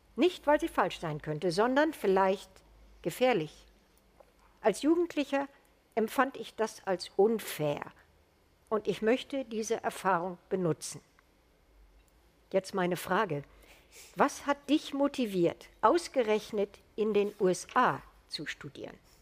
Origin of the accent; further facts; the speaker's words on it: Germany; als Deutsche